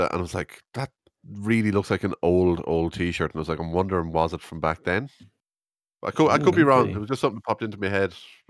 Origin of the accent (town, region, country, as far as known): Ireland